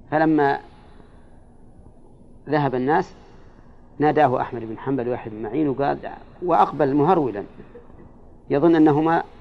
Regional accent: Yemen; عندنا في اليمن يدعونهم من أهل البيت ويأخذون الزكاة ويحاربون

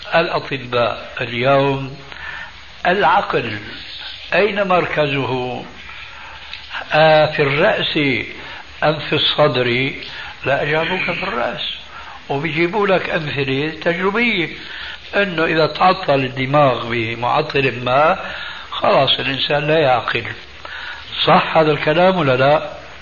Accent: Damascus, Damascus Governorate, Syria; moved away; عندنا في دمشق

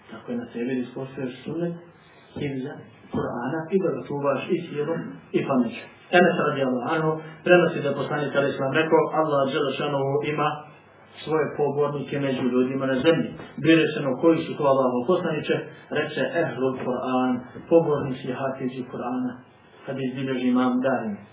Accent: Montenegro; Kod nas u Crnoj Gori

